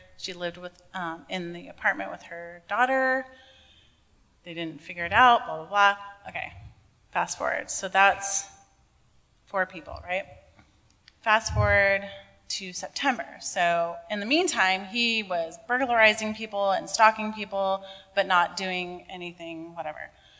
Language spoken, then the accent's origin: English; San Diego, California, United States; San Diego.